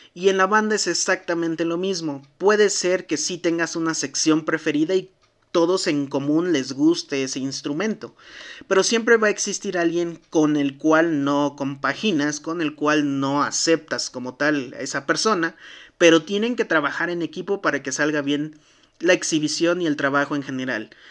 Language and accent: Spanish; Mexico; como buenos mexicanos, nos sentábamos